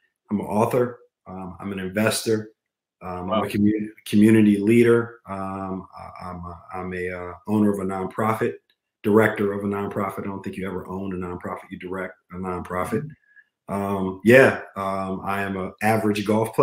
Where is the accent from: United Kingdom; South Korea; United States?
United States; Charlottesville, Virginia; I grew up in Charlottesville, Virginia. Weezer County, to be exact, which is just outside of Charlottesville